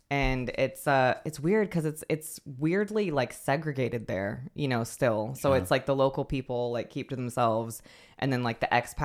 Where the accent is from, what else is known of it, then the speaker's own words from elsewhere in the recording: West Coast, United States; also born or lived in New York; I lived in New York. I'm from the West Coast of the US, and I lived in New York for like 5 years